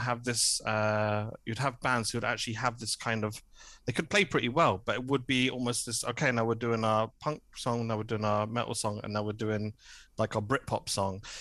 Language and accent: English; Hertfordshire, East of England, United Kingdom; moved away as an adult; also born or lived in Cardiff; now in Berlin, Germany; I'm from the home counties. I'm from Hertfordshire originally